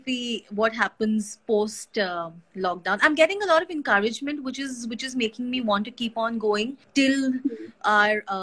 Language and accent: English; Gujarat, India; also born or lived in Madhya Pradesh; now in Maharashtra, India; I was born in Gujarat. My parents were there.